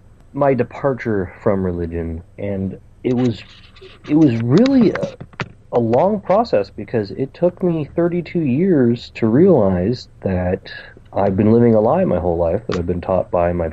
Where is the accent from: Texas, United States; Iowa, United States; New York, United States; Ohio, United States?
Ohio, United States; I'm from Ohio in the United States, and my Twitter handle is ….